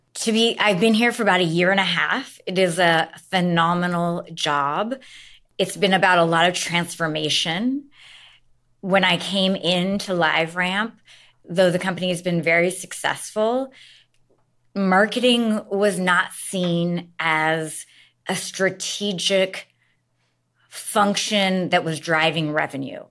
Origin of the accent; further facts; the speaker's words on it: Seattle, Washington, United States; moved away as an adult; I am from Seattle